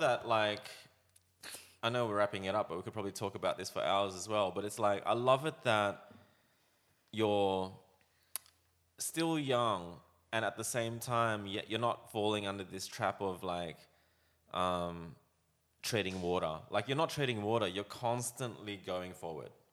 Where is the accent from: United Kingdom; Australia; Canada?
Australia; growing up in Australia, I was embarrassed to be Chinese